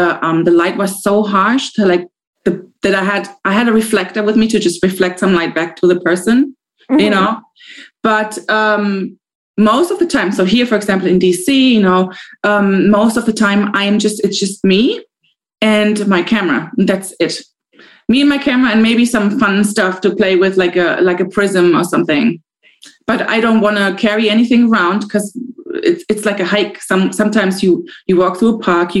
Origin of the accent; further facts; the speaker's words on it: Germany; moved away; I'm from Germany